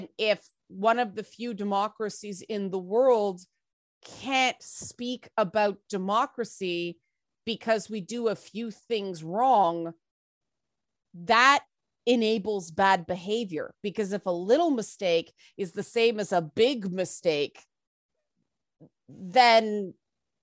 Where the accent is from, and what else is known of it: Canada